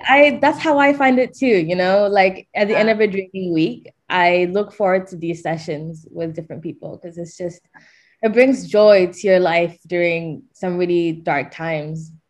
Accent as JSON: {"language": "English", "country": "Malaysia", "tie": "born or raised there", "moved": "yes", "said": "growing up in Malaysia from an affluent family"}